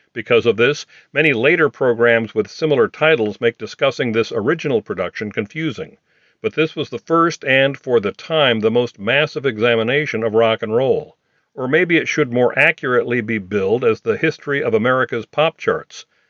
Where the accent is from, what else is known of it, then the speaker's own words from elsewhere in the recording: Des Moines, Iowa, United States; growing up in Des Moines